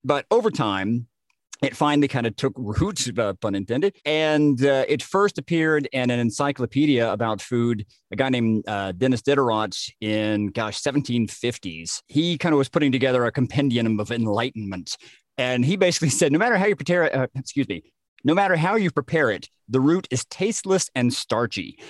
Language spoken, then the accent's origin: English; Germany; being German